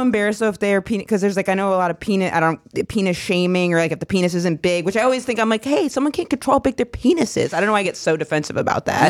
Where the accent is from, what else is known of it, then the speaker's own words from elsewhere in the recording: Maine, United States; Maine, my home state